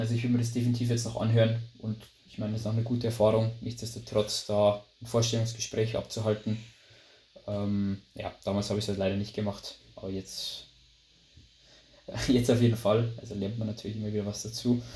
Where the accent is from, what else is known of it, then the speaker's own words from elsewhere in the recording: Lower Bavaria, Germany; accent: Bavarian dialect; wie man vielleicht am, am, ja, am Dialekt oder in der Aussprache schon hört, also ich komme aus Bayern, genau gesagt aus Niederbayern, aus einem kleinen Dörfchen